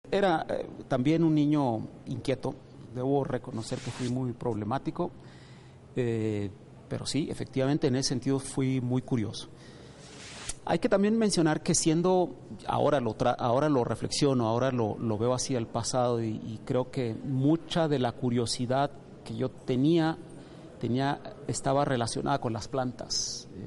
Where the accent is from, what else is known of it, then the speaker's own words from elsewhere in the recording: Mexico; Yo acostumbro decir que soy el típico mexicano en el sentido de que soy el hijo de una familia que se fue del campo a la ciudad.